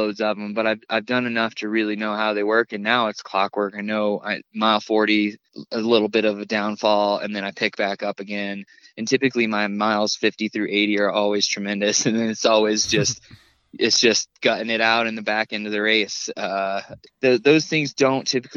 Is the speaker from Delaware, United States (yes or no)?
no; Indiana, United States; now in Colorado, United States; I grew up in Indiana, and spent all my summers in North Carolina with my grandparents